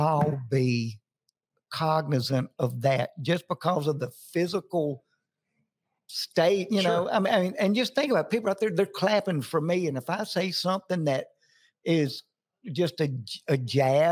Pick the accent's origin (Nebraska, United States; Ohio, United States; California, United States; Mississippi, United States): Mississippi, United States; Jackson; moved away as an adult; now in Nashville, United States; Jackson, Mississippi, my hometown.